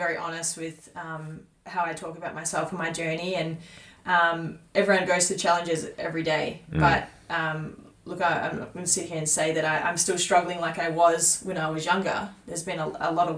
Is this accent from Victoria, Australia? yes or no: yes; Tallygaroopna, near Mooroopna/Shepparton, Victoria, Australia; moved away; I grew up on a farm in Talamba